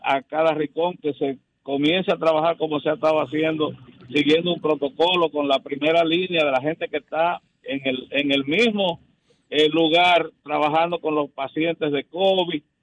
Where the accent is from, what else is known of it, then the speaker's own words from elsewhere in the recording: San Pedro de Macorís, Dominican Republic; mi provincia, San Pedro de Macorís